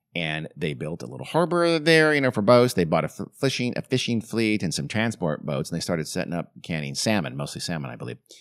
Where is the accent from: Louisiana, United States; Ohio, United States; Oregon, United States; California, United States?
California, United States; Southern; I grew up in Southern California